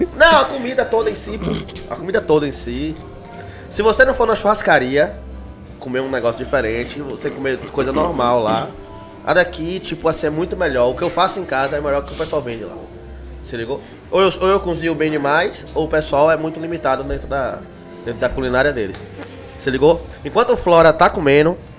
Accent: Salvador, Bahia, Brazil; que sou de Salvador, na Bahia

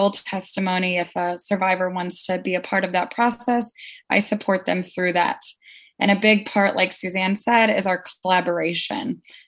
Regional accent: St. Louis, Missouri, United States; moved away as an adult; now in Philadelphia, United States; I'm from St. Louis, so I came up here

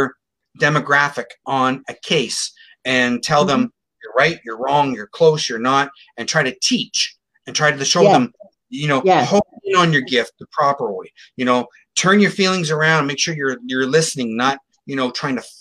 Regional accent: Sarnia, Ontario, Canada; Sarnia, my hometown

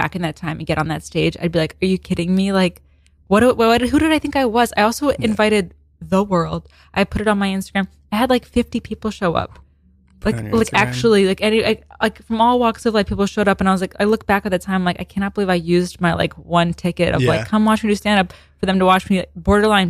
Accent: Maryland, United States; moved away as an adult; now in New York, United States; I'm from Maryland, and I always go home for the holidays

